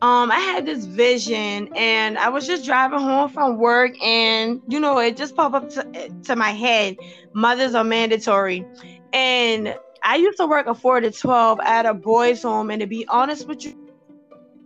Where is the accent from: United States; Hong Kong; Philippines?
United States; McClellanville, South Carolina; now in Georgetown, United States; I'm originally from McLennansville, South Carolina, but I stay in Georgetown, South Carolina.